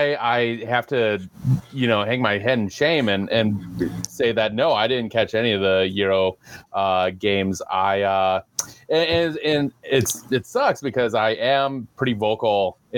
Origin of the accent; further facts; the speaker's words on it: United States; As an American, as an ignorant American.